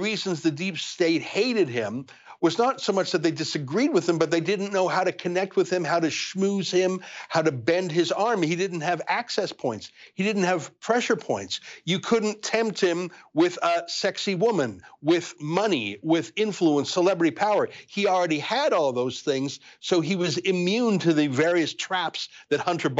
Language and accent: English; Canada; I think it's sad, and I'm a Canadian, and I'm worried about the effect on our country